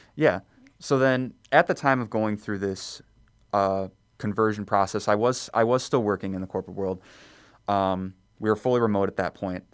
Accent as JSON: {"language": "English", "town": "Elk Grove Village", "region": "Illinois", "country": "United States", "tie": "born or raised there", "said": "I was born and raised in Elk Grove Village, so just in the northwest suburbs"}